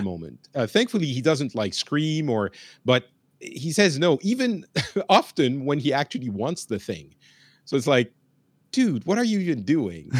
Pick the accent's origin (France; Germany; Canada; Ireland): France; also born or lived in Lebanon / Japan; I grew up in France